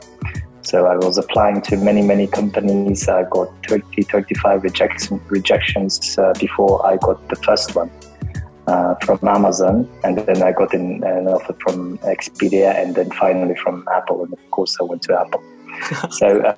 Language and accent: English; Kazakhstan; also born or lived in United Kingdom; I'm from Kazakhstan. Right now based in Kazakhstan